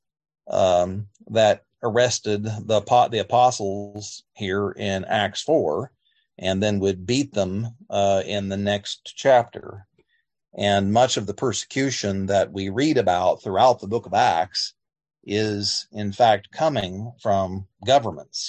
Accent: United States; As American Christians

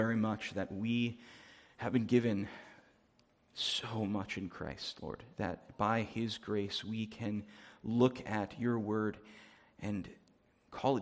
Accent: New Jersey, United States; moved away as an adult; now in Winnipeg, Canada; I'm originally from New Jersey, so farmland is not something I grew up seeing very much

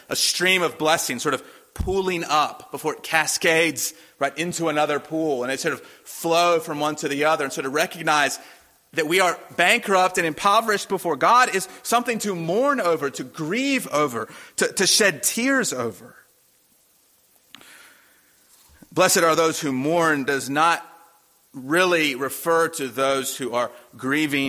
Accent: Durham, North Carolina, United States; when I was a boy growing up in Durham

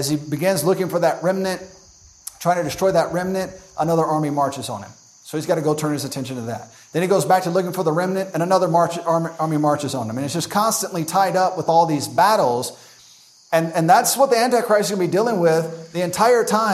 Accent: United States; as an American

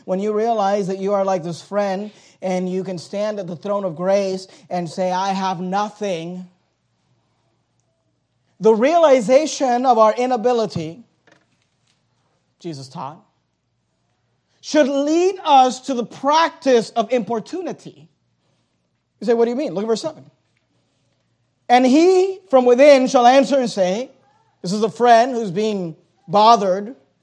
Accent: United States; we're American Christians

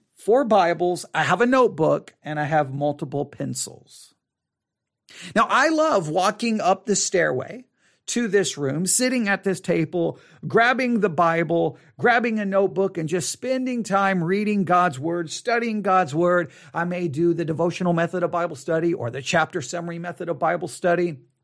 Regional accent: Texas, United States; accent: Texas; my Texas accent

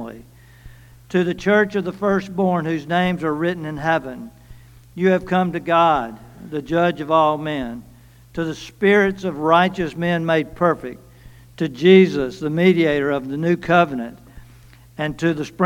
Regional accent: Cleveland, Mississippi, United States; I'm from Cleveland

